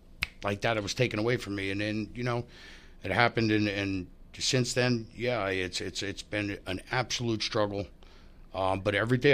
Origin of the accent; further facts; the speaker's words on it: Tucson, Arizona, United States; born there; Yeah, I'm adopted. Yeah, I was born in Tucson, Arizona.